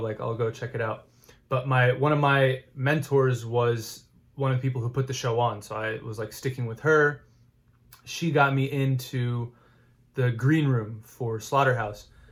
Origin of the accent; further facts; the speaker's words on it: Houston, Texas, United States; growing up in Houston